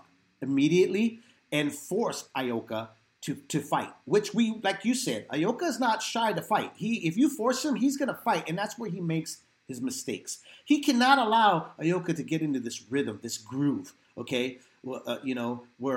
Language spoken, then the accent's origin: English; San Jose, California, United States; I was born and raised in San Jose downtown